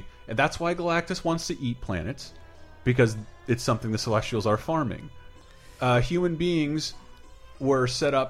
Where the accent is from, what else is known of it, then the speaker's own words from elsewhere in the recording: Alabama, United States; I'm from here. I am from Alabama. I grew up on Jesus and the Crimson Tide.